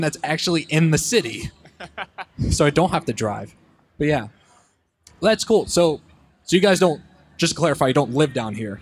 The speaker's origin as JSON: {"language": "English", "town": "Richmond", "region": "Virginia", "country": "United States", "said": "I'm from Richmond, Virginia"}